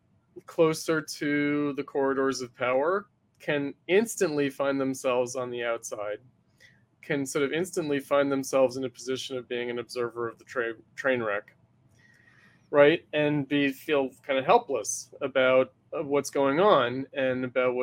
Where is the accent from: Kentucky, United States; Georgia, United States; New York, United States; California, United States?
New York, United States; I'm from New York